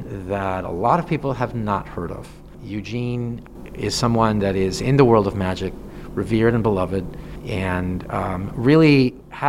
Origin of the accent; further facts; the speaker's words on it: Mexico; now in Chicago, United States; I'm originally from Mexico